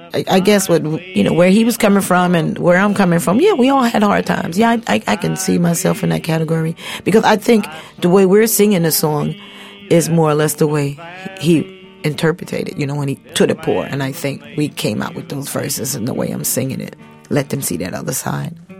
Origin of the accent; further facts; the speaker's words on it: United States; I'm not African but my ancestors are African and I am American